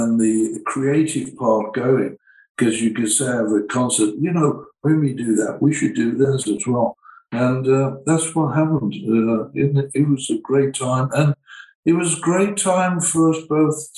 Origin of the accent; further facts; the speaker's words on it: Birmingham, West Midlands, United Kingdom; I came from Birmingham Heavy Engineering Energy